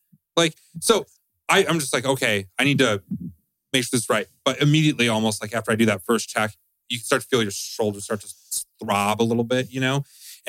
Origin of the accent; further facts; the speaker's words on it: South Dakota, United States; moved away as an adult; I grew up in South Dakota. It's only week five. I don't think I completely acclimated to Georgia yet.